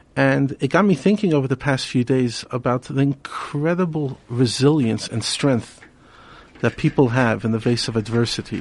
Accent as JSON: {"language": "English", "town": "New York City", "region": "New York", "country": "United States", "tie": "born or raised there", "moved": "yes", "lives_now": "Johannesburg, South Africa", "said": "We grew up together in Brooklyn"}